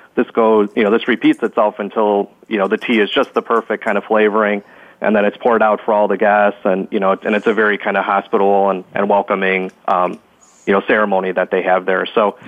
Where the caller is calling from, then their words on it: Chicago, Illinois, United States; I'm calling in from Chicago, Illinois in the United States.